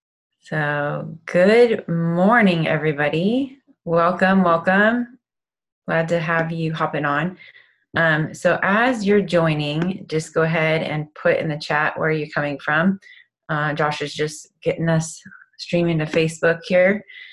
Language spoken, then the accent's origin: English; Thousand Oaks, California, United States; also born or lived in Long Beach / Tampa, Florida; Hey, I'm originally from Thousand Oaks, Long Beach, Tampa, Florida.